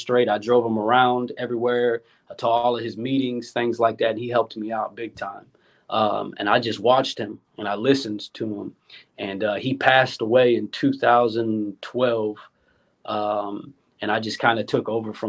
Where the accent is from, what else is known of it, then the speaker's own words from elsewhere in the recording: St. Louis, Missouri, United States; I'm from St. Louis, Missouri